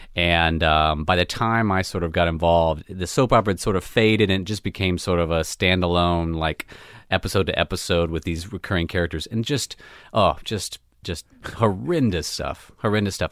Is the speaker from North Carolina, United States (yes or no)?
yes; Charlotte, North Carolina, United States; moved away; I grew up right in Charlotte